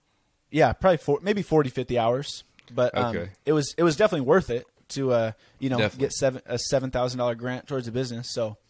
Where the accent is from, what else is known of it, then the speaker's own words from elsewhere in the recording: California, United States; I'm this guy from California that meets girl on TikTok.